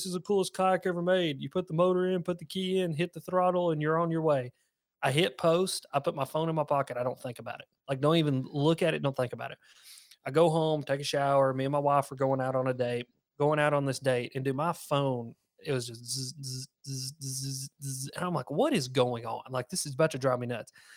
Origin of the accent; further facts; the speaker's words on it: the South, United States; accent: southern twang; a little south, something southern twang in there